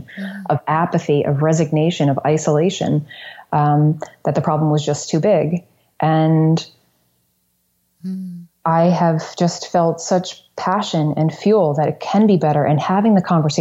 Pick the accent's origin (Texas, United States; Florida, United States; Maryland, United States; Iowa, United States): Florida, United States; New Smyrna Beach; moved away; also born or lived in New York City; in Florida, in my hometown, New Smyrna Beach